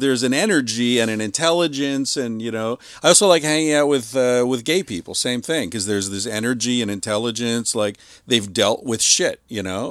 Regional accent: Beaver Falls, Pennsylvania, United States; I grew up in Beaver Falls

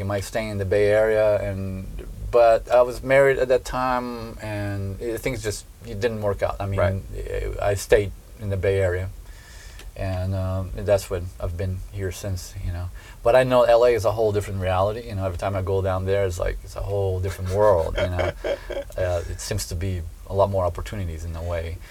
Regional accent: southern Brazil, Brazil; born or raised there; moved away

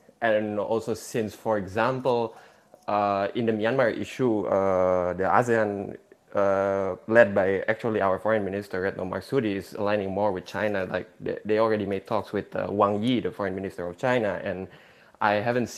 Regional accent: Indonesia; I'm from Indonesia

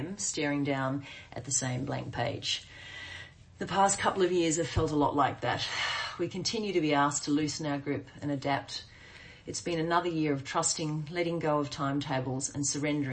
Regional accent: Queensland, Australia; moved away as an adult; back in my hometown, 25 years after I left

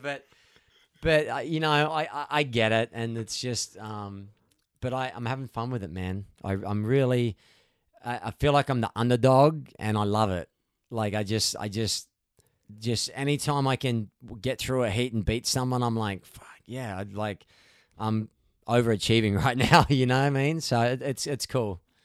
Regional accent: Gold Coast, Queensland, Australia; moved away as an adult; now in California, United States; I'm from the Gold Coast, it's right-hand point breaks.

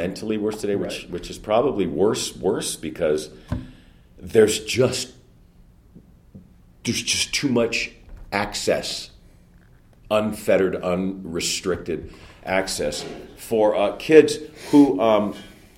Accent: Pacoima, California, United States; Northeastern San Fernando Valley, in a little city called Pacoima

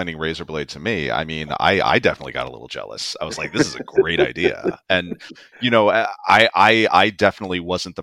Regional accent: New York City, New York, United States; I was born and raised in New York City

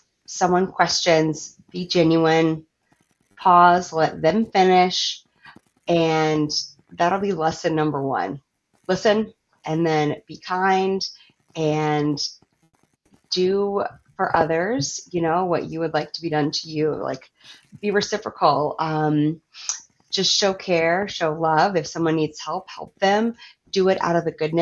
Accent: Virginia, United States; moved away; also born or lived in Minneapolis, Minnesota; I moved from Minneapolis back to my home state of Virginia

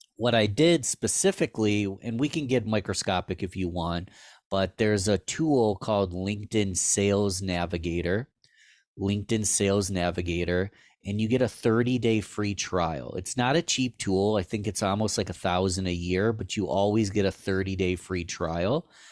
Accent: Rochester, New York, United States; born and raised in Rochester

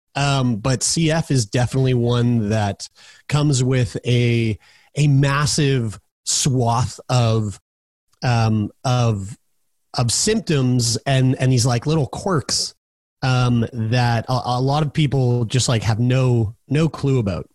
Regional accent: Halifax, Nova Scotia, Canada; also born or lived in Newfoundland; moved to here, where I'm at right now, Halifax, Nova Scotia, which is my, my hometown

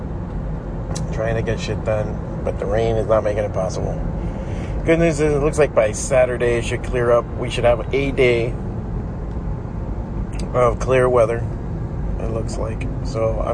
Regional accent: United States; And I was born here

